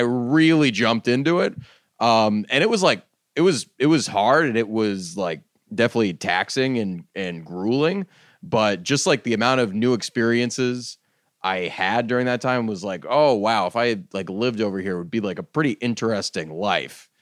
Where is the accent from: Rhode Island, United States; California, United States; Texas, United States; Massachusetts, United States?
Massachusetts, United States; moved away; I grew up in Massachusetts, but none of our family was in Massachusetts